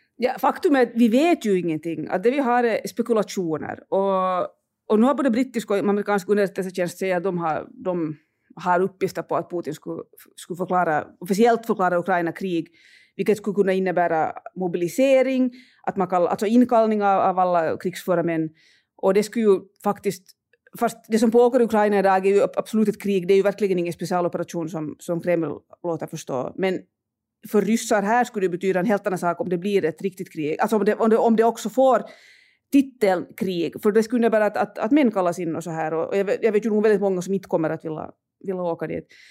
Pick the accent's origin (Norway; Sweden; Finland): Finland; now in Russia; för mig som finländare